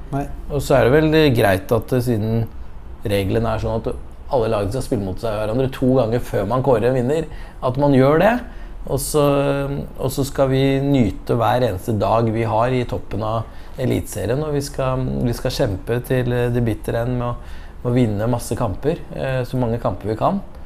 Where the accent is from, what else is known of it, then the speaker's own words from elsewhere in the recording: Skjetten, Akershus, Norway; also born or lived in Lillestrøm; jeg er født og oppvokst på Skjetten